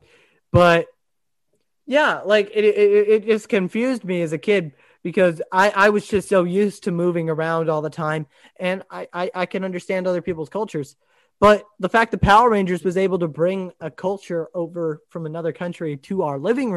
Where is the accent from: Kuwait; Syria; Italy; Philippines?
Italy; also born or lived in Japan; as a kid that I grew up in Italy and Japan, like literally I was 8 years old when I went to what's the place called in Rome, Italy, the chapel.